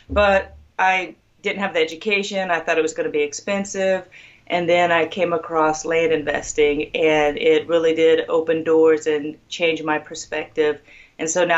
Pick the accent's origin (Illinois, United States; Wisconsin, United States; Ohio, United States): Ohio, United States; also born or lived in Central Florida; now in Florida, United States; I was born and raised in Ohio, and I'm currently in Central Florida